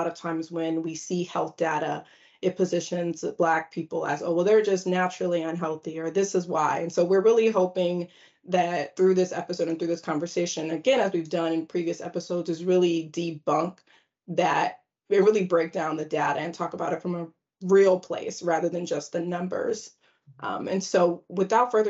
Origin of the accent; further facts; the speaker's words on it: Federal Way, Washington, United States; born and raised in the Seattle, well, more specifically, Federal Way, Washington